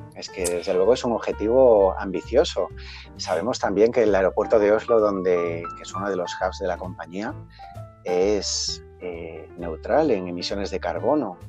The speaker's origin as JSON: {"language": "Spanish", "region": "Galicia", "country": "Spain", "said": "yo como gallego"}